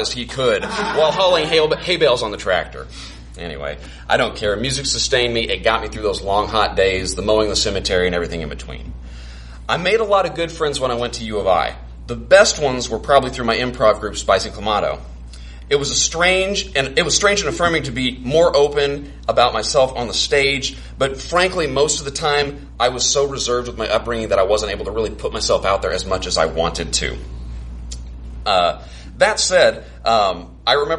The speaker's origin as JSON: {"language": "English", "town": "Carbondale", "region": "Illinois", "country": "United States", "also_born_or_lived": "Champaign / Rockford / Peoria", "moved": "as an adult", "said": "My wife, Nikki, is from Springfield, and I'm from Carbondale"}